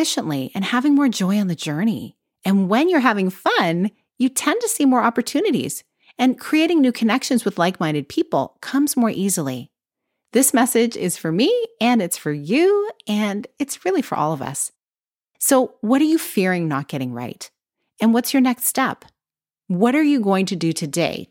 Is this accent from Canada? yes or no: yes; Canada; I'm Canadian